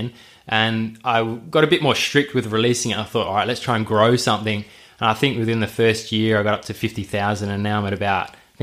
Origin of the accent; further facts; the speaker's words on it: Perth, Western Australia, Australia; I'm an Aussie. Like I was born here and I've been here pretty much my whole life